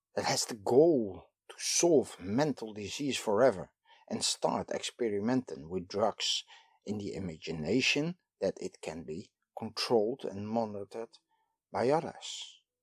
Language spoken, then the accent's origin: English; Netherlands; I am from the Netherlands